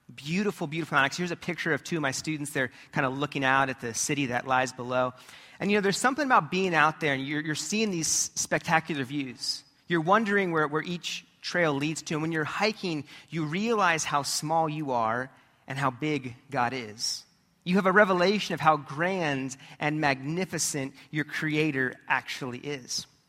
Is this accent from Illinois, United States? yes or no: no; California, United States; as a kid growing up in California, we were surrounded by different mountains